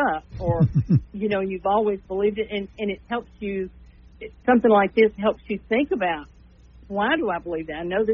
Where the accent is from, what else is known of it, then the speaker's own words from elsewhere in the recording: El Dorado, Arkansas, United States; now in Shreveport, United States; I was born in El Dorado, even though I live in Shreveport now